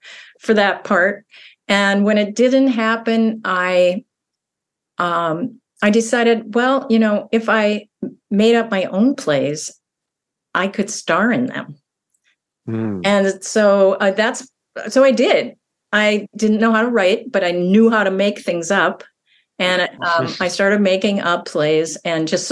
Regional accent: central Minnesota, United States; also born or lived in Duluth, Minnesota; I grew up in a smaller town in Minnesota, central Minnesota

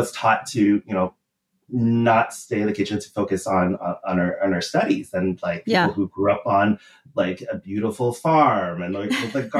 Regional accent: Canada; I did eat Kraft mac and cheese growing up

